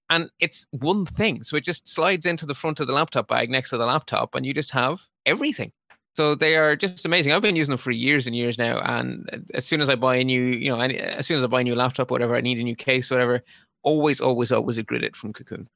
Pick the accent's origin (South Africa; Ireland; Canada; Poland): Ireland; I'm Irish